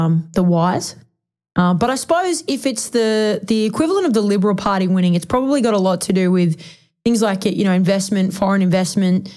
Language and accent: English; Melbourne, Victoria, Australia; Melbourne because that's my hometown.